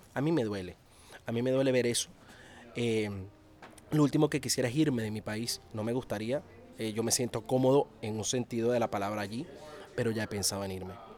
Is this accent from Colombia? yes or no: no; Venezuela; como periodista venezolano y, como venezolano en sí mismo, como, ciudadano de, ese país